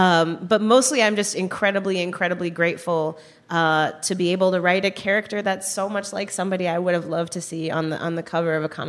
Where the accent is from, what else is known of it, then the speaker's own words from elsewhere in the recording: Chicago, Illinois, United States; I grew up, I came of age in Chicago in the 90s